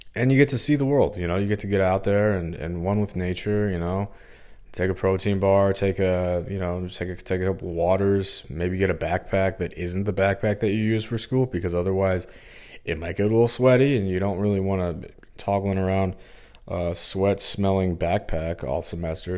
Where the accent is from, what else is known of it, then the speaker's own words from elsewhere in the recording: Missouri, United States; I'm from Missouri, I feel like some days I'm like uh, not treated like I'm from here. I don't know what it is. I get in-state tuition. Uh, you know, I'm born and raised here, went to high school here